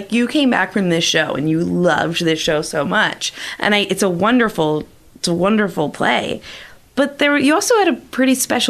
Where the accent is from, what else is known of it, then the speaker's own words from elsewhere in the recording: Philadelphia, Pennsylvania, United States; accent: Philly; It's the Philly pronunciation. It's okay. My accent.